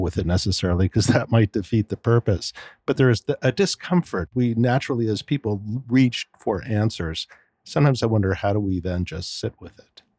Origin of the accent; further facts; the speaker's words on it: California, United States; moved away; being a Californian myself originally